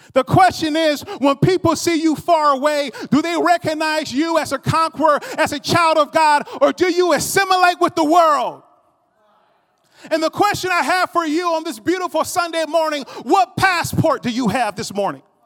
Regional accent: United States; I was noticed as an American before I opened up my mouth

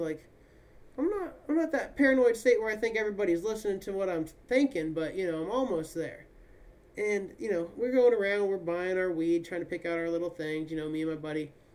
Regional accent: Kansas, United States; moved away as an adult; now in California, United States; growing up in Kansas

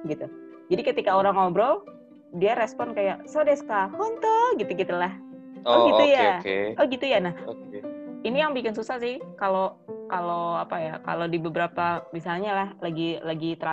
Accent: Java, Indonesia; gue sih orang Jawa juga

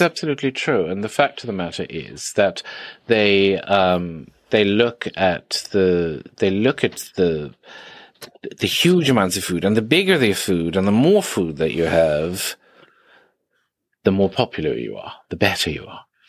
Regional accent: India; I grew up in India where eighty percent of the population is vegan

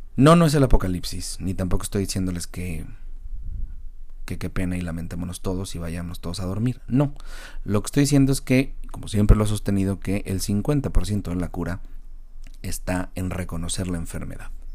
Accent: Mexico; Como mexicanos

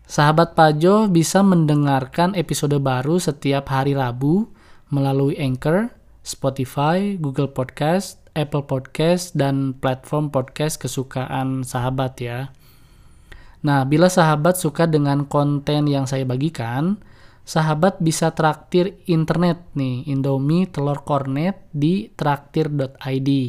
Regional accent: Bandung, West Java, Indonesia; now in Garut, Indonesia; Saya lahir dan besar di Paris, Paris Van Java, kota Bandung. Namun sekarang saya berdomisili di Swiss, Swiss Van Java juga ya, kota Garut.

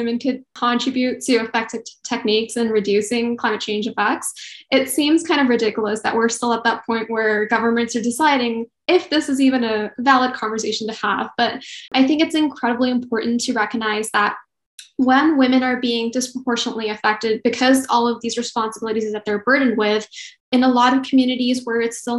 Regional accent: India; moved away; I'm originally from India.

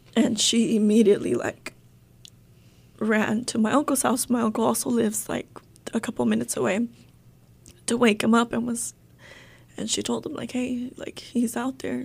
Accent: Tenzompa, Jalisco, Mexico; also born or lived in California; now in Arkansas, United States; we're all originally from Jalisco, from a little small, small town, Tenzompa, Jalisco

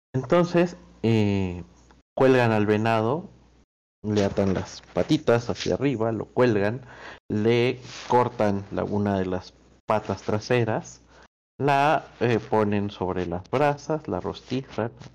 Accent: Argentina; estoy yo de embajador de Argentina

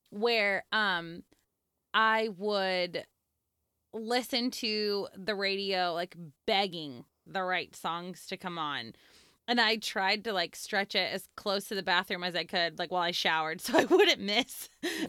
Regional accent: Santa Clarita, California, United States; I grew up in Southern California. I grew up in the Santa Clarita Valley, which at the time was very tiny and now is kind of a thing, but it's a suburb of Los Angeles

